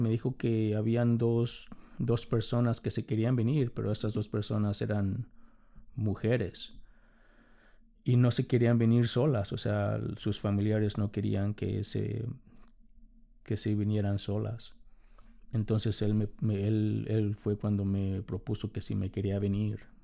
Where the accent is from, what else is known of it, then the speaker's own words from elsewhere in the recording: Mexico City, Mexico; moved away as an adult; now in United States; soy de la Ciudad de México. Ah, me mudé a los Estados Unidos